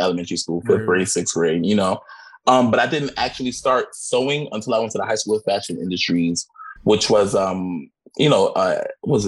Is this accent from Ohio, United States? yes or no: no; New York City, New York, United States; I'm from Brooklyn. I'm from East New York, and that is my life